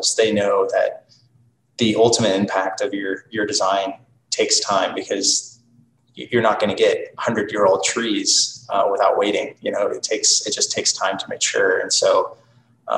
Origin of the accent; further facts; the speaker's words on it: Wichita, Kansas, United States; also born or lived in New York City; now in Kansas City, United States; my hometown, Wichita